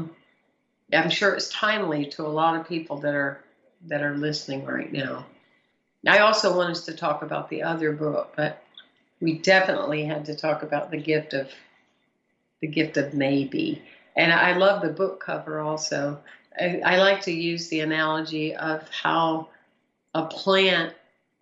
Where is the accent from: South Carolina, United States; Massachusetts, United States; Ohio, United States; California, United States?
South Carolina, United States; moved away; I'm originally from South Carolina